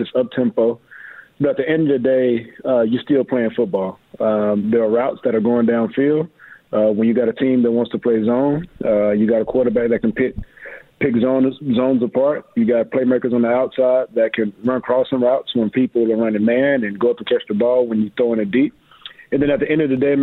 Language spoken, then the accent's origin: English; Mexia, Texas, United States; moved away as an adult; Grew up in Mahia, Texas, about an hour and a half south of Dallas